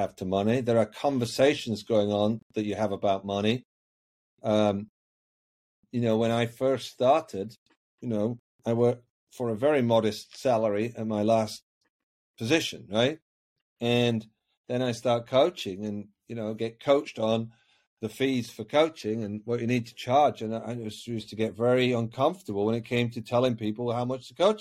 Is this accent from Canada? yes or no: no; Yorkshire and the Humber, United Kingdom; I was brought up in Yorkshire, the north of England.